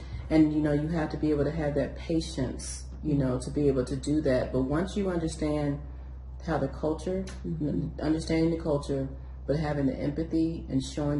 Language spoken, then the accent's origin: English; United States; And here I am coming in as American.